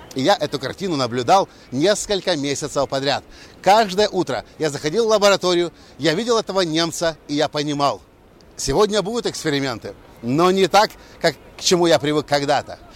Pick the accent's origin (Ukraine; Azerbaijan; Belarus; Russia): Ukraine; moved away; also born or lived in Erlangen, Germany; парень из Украины